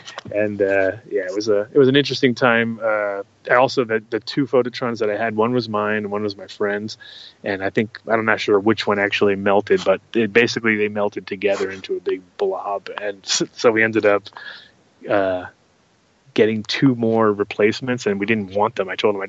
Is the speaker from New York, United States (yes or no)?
yes; New York, United States; also born or lived in Rhode Island; So I'm from New York originally, but then later on when I was living with my grandmother, I kind of got a lot of friends around there, and I kind of forced my mom to move there at that time.